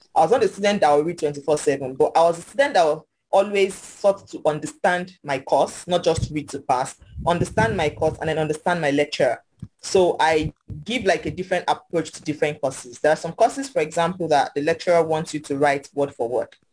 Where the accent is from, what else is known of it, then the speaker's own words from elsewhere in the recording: Ilorin, Kwara, Nigeria; I grew up in Ilorin Kwara State, so it's pretty quiet town